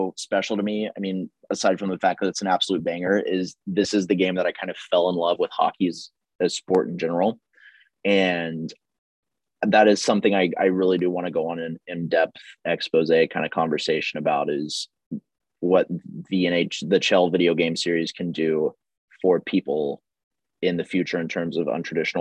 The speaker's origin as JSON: {"language": "English", "town": "Houston", "region": "Texas", "country": "United States", "tie": "born or raised there", "said": "growing up in Houston"}